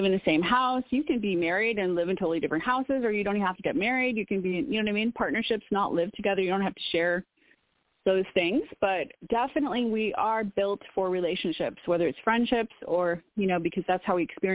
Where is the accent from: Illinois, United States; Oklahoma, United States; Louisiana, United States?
Illinois, United States; Woodstock; moved away; I'm from Woodstock, Illinois, originally, which is pretty close to Wisconsin.